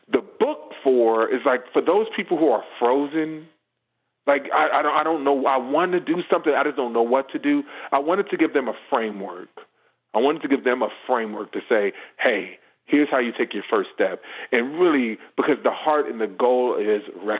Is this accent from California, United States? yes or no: yes; Los Angeles, California, United States; I grew up in Los Angeles area. I grew up around LAPD and all these things.